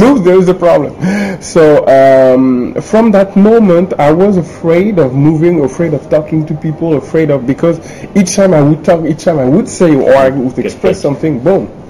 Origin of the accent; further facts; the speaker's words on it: Paris, Île-de-France, France; I was born in Paris, studied in Paris, worked in Paris